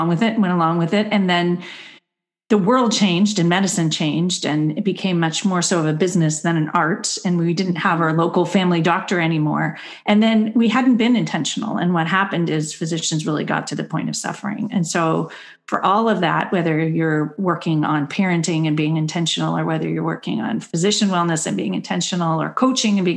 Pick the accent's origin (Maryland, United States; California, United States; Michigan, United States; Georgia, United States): California, United States; Berkeley; I grew up in Berkeley, and so I was taught to speak up